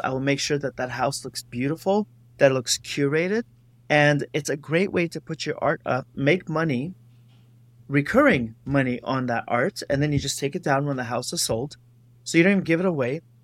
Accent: Los Angeles, California, United States; I am from Los Angeles

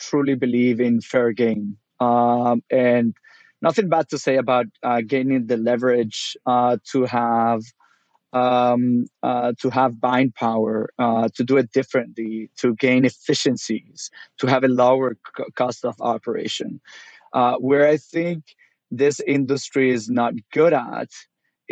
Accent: Venezuela; moved away as an adult; also born or lived in South Florida; now in United States; I'm originally from Venezuela, started out there as a pet food delivery guy

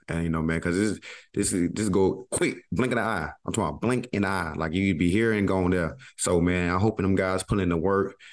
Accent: Georgia, United States; me and Kenny Moore, we know we're guys from Georgia

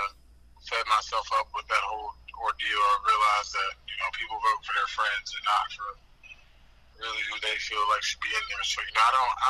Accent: Greensboro, North Carolina, United States; I'm from the South, from Greensboro

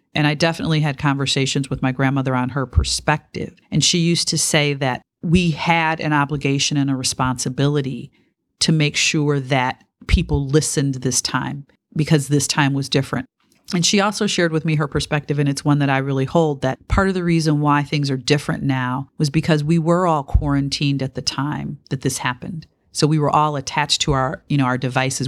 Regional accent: Detroit, Michigan, United States; I grew up in Detroit in the nineteen sixties

